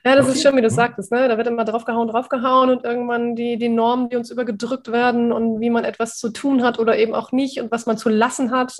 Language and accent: German; Osnabrück, Lower Saxony, Germany; moved away as an adult; also born or lived in Cuxhaven; now in Otterndorf, Germany; bin aus meiner Heimat Osnabrück damals weggezogen und bin alleine nach Cuxhaven gezogen